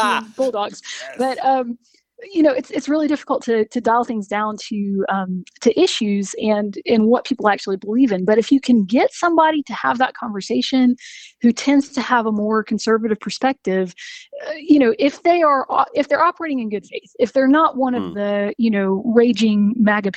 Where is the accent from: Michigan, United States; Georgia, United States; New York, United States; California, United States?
Georgia, United States; Macon; now in Athens, United States; I'm from Macon originally, born and raised